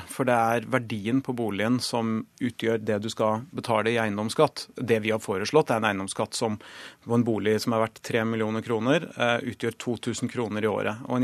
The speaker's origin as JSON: {"language": "Norwegian", "region": "Oslo", "country": "Norway", "said": "Altså, forskjellen i gjennomsnittlig levealder for menn mellom Torshov, der jeg er fra, og vinneren er mer enn ti år."}